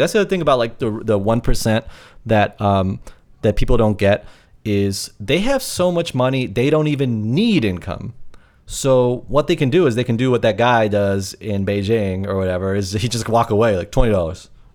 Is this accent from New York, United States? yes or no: yes; New York, United States; I'm a New Yorker, lifelong New Yorker.